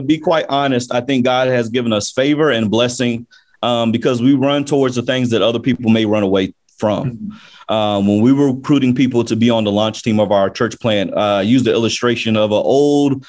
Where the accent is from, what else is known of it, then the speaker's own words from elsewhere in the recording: Jacksonville, Florida, United States; now in Orlando, United States; I'm originally from Jacksonville, Florida, native of Jacksonville, Florida.